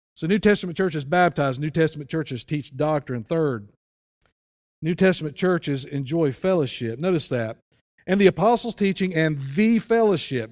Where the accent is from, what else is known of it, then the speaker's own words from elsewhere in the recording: United States; moved away; if you go to my hometown, if you go to Wilkes County